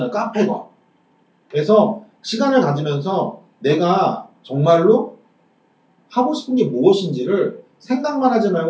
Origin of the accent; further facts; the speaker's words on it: South Korea; 지금 내가 대한민국에서